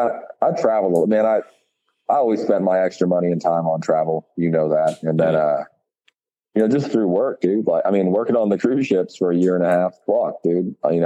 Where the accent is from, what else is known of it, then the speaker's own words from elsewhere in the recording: Georgetown, United States; Like I'm a chef, you know, but I grew up in Georgetown. I can milk a fucking goat. I know how to make cheese.